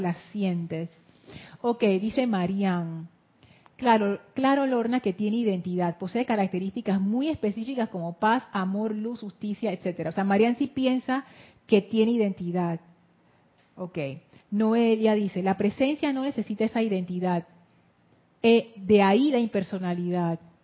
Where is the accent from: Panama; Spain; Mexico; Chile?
Panama; soy panameña y soy mujer